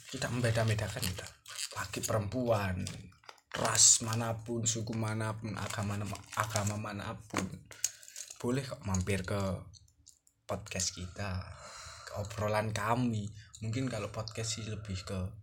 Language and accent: Indonesian; Java, Indonesia; accent: medok (Javanese); saya medok